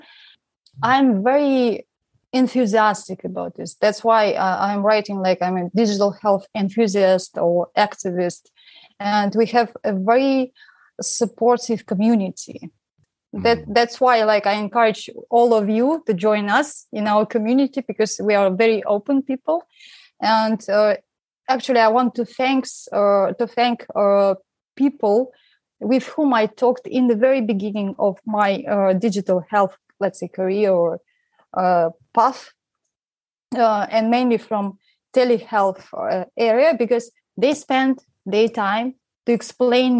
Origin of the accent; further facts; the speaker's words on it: Siberia, Russia; now in Romania; I'm from Russia and I'm actually from Siberia, which is very far away from where I am now in Romania